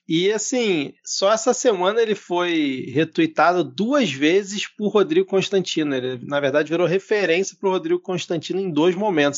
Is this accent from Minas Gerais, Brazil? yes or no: no; Rio de Janeiro, Brazil; como um bom carioca